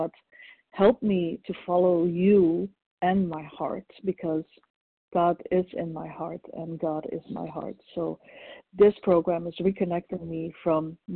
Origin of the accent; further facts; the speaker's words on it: Belgium; now in Ohio, United States; I'm from Belgium originally